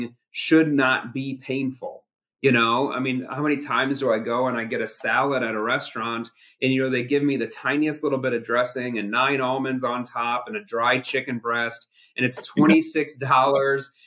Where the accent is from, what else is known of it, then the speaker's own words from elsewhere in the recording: Midwest, United States; I'm from the Midwest, meat and potatoes